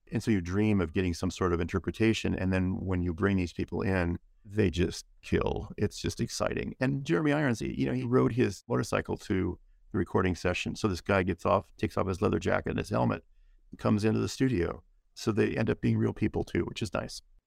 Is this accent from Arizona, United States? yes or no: no; San Gabriel Valley, Southern California, United States; I grew up in the San Gabriel Valley, which is a lovely part of Southern California, the Los Angeles area